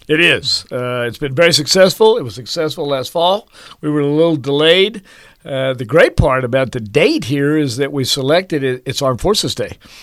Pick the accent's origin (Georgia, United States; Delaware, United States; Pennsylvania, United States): Georgia, United States; Marietta; moved away as an adult; also born or lived in Hawaii; now in Manhattan, Kansas, United States; My dad worked for Lockheed in, uh, in Marietta, Georgia, outside of Atlanta